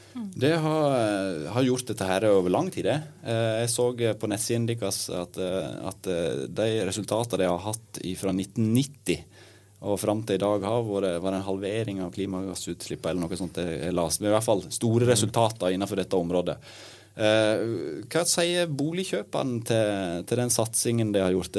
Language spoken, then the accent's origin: Norwegian; Sogn, Vestland, Norway; i Sogn, der jeg kommer fra